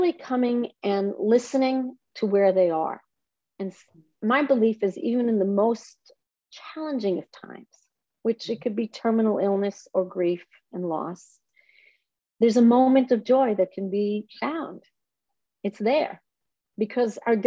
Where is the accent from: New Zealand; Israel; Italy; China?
Israel; moved away as an adult; I was raised in Israel on a kibbutz, which is a communal farm.